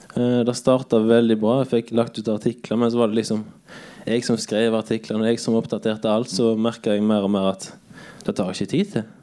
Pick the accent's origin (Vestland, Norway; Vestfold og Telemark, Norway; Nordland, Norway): Vestland, Norway; Bømlo; moved away as an adult; now in Kristiansand, Norway; er fra Bømlo